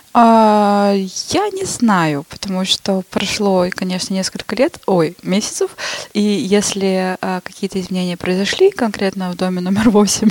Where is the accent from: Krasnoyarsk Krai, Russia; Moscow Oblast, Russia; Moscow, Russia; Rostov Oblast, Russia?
Krasnoyarsk Krai, Russia; Shushenskoye; moved away as an adult; also born or lived in Saint Petersburg; уехала я оттуда в Шушинское. Это мое родное село